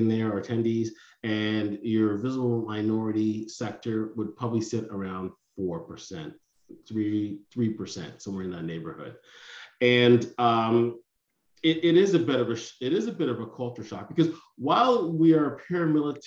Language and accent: English; Pickering, Ontario, Canada; I grew up in Pickering